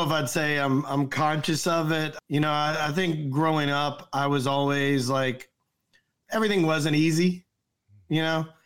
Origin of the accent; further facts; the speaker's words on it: the South, United States; I grew up in the South, I ate a lot of fast food.